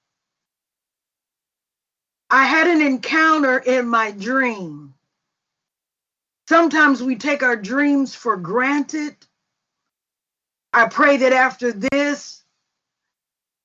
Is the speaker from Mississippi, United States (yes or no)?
yes; Mississippi, United States; we were raised like sisters in Mississippi.